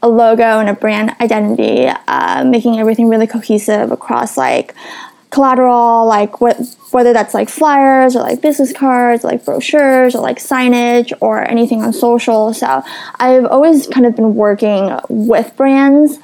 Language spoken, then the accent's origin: English; Los Angeles, California, United States; also born or lived in San Diego; I'm originally from Los Angeles. I was born and raised there